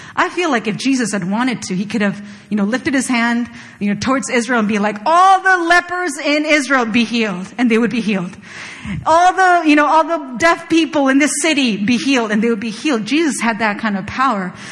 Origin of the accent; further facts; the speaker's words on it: Chile; moved away; I was born and raised in Chile, and there are very few Koreans in Chile.